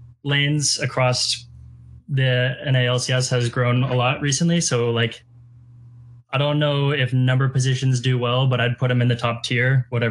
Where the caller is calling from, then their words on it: Seattle, Washington, United States; I'm from Seattle.